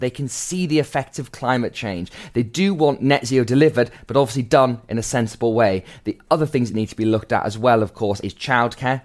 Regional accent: Gateshead, North East England, United Kingdom; growing up in Gateshead, a town that f, often had fallen into the Left Behind category.

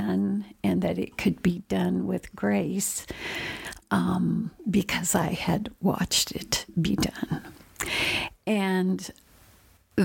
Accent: Indiana, United States; also born or lived in Oregon; we moved from Oregon to Indiana when I was going into the fifth grade

